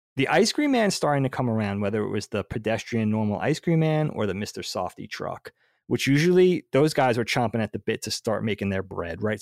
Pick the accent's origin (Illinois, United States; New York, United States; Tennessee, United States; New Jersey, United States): New York, United States; Long Island; growing up on Long Island, I guess, in the whole northeast of the United States